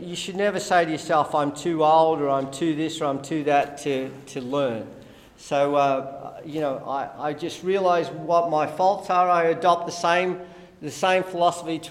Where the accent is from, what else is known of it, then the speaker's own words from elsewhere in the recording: Australia; I'm Australian